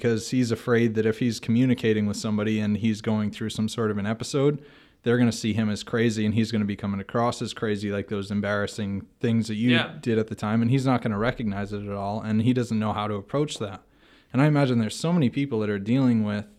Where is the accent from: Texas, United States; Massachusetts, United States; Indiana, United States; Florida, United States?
Massachusetts, United States; now in Yakima, United States; I'm from Massachusetts